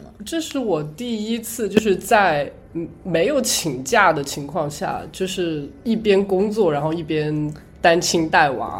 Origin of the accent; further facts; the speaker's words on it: Hunan, China; moved away as an adult; now in United States; 我们湖南那边一定要吃